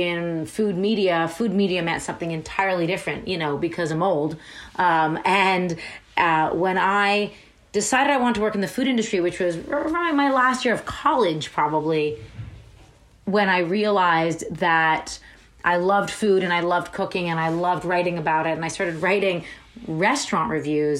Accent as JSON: {"language": "English", "town": "Toronto", "region": "Ontario", "country": "Canada", "tie": "born or raised there", "said": "My parents met in Toronto and raised us in Toronto"}